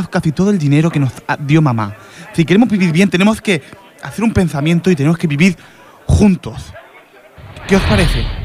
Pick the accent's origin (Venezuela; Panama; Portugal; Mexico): Portugal; Spanish is a second language; ya que soy portugués